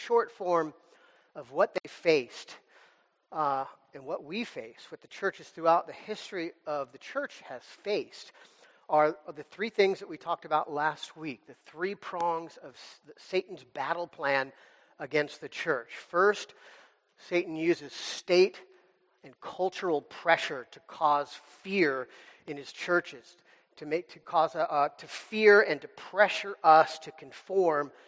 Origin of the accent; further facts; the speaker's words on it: United States; as American Christians